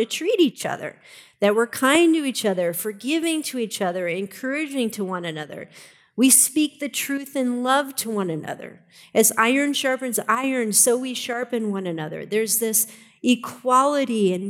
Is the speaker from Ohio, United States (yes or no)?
yes; Ohio, United States; moved away; also born or lived in Colorado Springs; I'm originally from Ohio